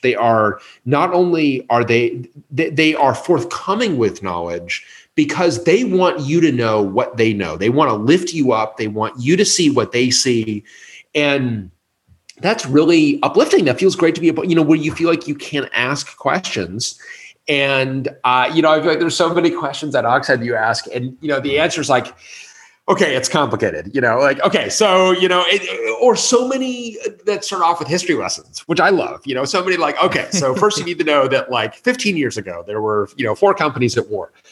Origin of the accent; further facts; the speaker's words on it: Colorado, United States; I grew up in Colorado